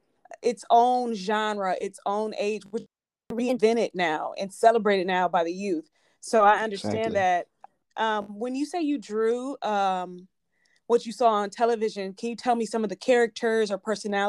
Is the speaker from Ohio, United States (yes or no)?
yes; Cleveland, Ohio, United States; I grew up in Cleveland, Ohio